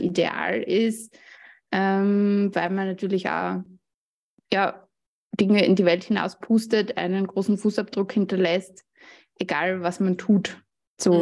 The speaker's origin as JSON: {"language": "German", "country": "Austria", "said": "Ich komme, wie man hört, aus Österreich"}